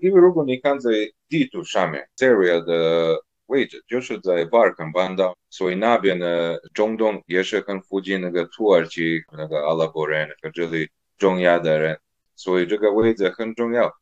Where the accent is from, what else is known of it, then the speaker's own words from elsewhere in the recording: Serbia; first language Serbian; Chinese is a second language; now in Shanghai, China; 当时在塞尔维亚